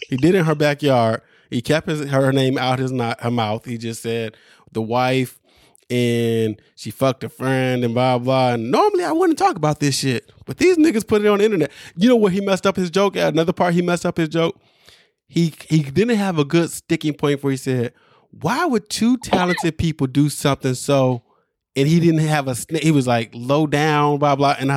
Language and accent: English; Brooklyn, New York, United States; I, I grew up in Brooklyn. I got my ass jumped.